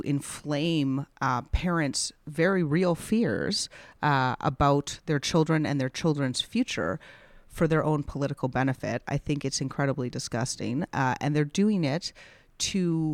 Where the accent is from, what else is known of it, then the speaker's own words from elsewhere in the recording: Calgary, Alberta, Canada; I grew up in Calgary